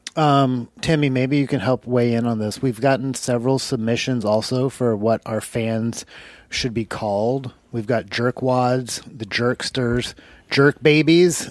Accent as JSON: {"language": "English", "region": "Alabama", "country": "United States", "tie": "born or raised there", "moved": "yes", "said": "I grew up in Alabama"}